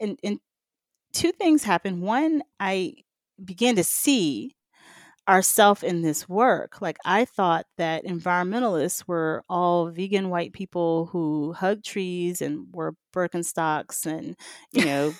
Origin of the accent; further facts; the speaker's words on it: Mississippi, United States; I grew up in the Mississippi Delta around agriculture, you know, blocks away from the Mississippi River.